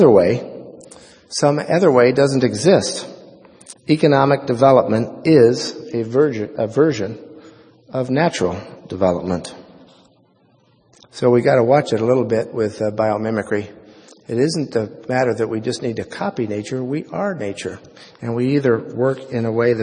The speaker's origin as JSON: {"language": "English", "region": "Oregon", "country": "United States", "tie": "born or raised there", "said": "the most important influence in my life was growing up in Oregon"}